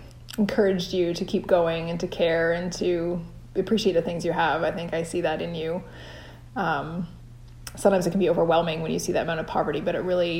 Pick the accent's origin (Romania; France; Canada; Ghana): Canada; Parry Sound, Ontario; also born or lived in India / Australia; now in Brantford, Canada; I currently live in Brantford, Ontario. I was born in Parry Sound. I've lived in a few other places, lived overseas in India and Australia.